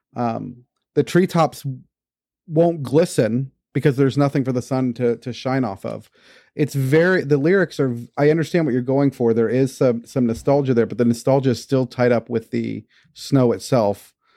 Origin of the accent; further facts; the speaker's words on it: Houston, Texas, United States; Growing up in Houston, never having seen snow